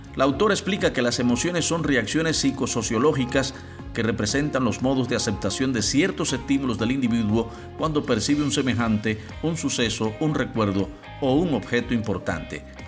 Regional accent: Cuba; soy el cubano de efecto C

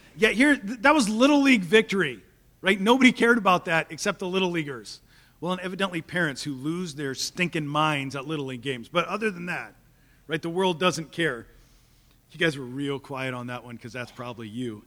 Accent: Topeka, Kansas, United States; I grew up in Topeka

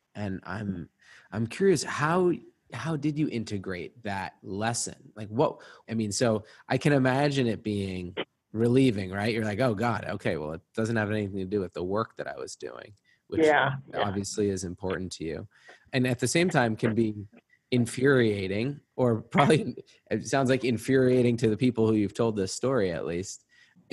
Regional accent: Newton, Massachusetts, United States; I'm from Newton, Mass. I remember, growing up, the Hancock building

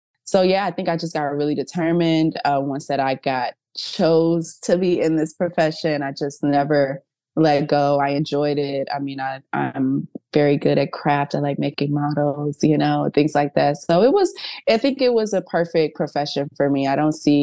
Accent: Missouri City, Texas, United States; Although I'm from Houston, I'm from Missouri City, Texas

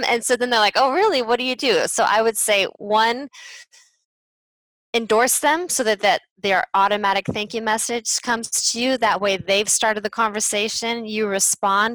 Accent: United States; moved away as an adult; also born or lived in Spain / France; As an American

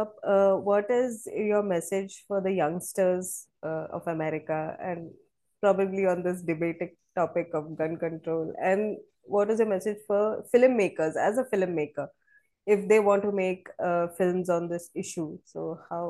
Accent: Maharashtra, India; That's right. I'm from Kerala, but born and brought up

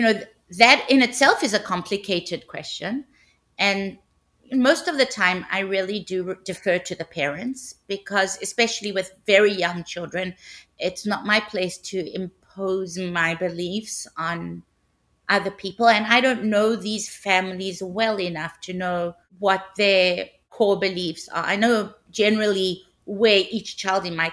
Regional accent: South Africa; now in San Diego, United States; I'm originally from South Africa. I live in San Diego, now in California.

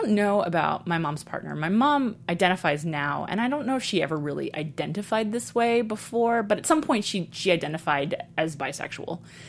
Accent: New York City, New York, United States; I was really horrified that I grew up in New York City in the 80s

